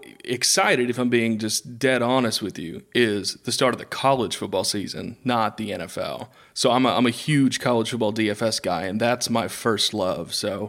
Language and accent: English; Raleigh, North Carolina, United States; So I grew up here in Raleigh, North Carolina.